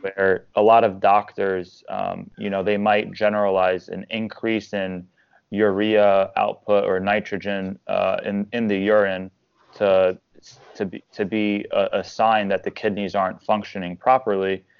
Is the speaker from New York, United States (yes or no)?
yes; Long Island, New York, United States; now in Tampa, United States; I'm originally from Long Island, New York.